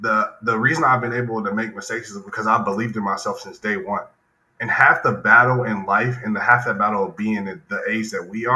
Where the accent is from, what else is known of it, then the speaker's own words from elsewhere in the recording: Greensboro, North Carolina, United States; also born or lived in Asheville, North Carolina; I was born in Asheville, North Carolina. Stayed there till I was about 8, moved to Greensboro, and that's really where I started to become more, you know, who I was going to be in the future.